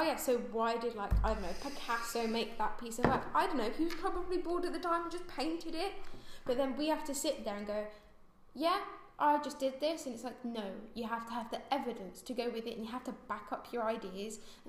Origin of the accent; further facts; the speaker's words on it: London, United Kingdom; I'm just from London. No, Southwest London